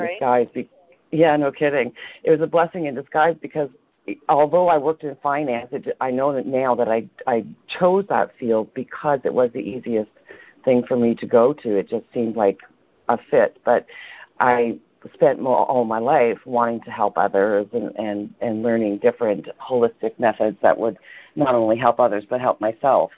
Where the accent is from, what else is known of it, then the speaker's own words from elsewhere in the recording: Toronto, Ontario, Canada; moved away; I was born in Toronto, and for the most part, grew up in Toronto.